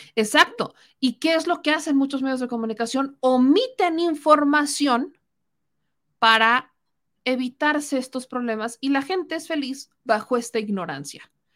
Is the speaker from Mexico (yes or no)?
yes; Mexico; como mexicana